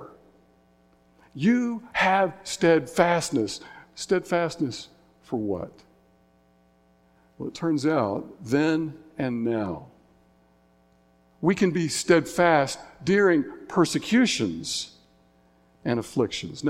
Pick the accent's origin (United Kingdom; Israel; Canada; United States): United States; Signal Mountain, Tennessee; my hometown, Signal Mountain, Tennessee